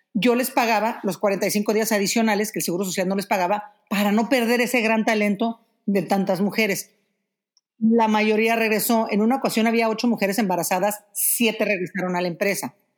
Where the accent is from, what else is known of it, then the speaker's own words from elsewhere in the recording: Mexico; moved away as an adult; tuve que salir de México hace, cuántos años? Fue en el 2015